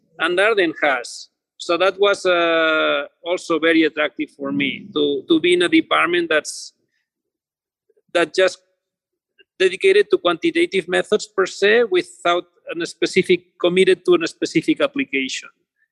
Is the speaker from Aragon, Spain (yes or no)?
no; Barcelona, Catalonia, Spain; moved away as an adult; also born or lived in Los Angeles, United States; now in United States; I am originally from Barcelona area, from Spain